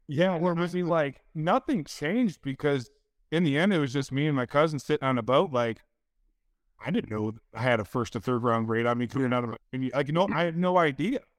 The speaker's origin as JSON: {"language": "English", "town": "Detroit", "region": "Michigan", "country": "United States", "said": "I'm from Detroit or outside of Detroit"}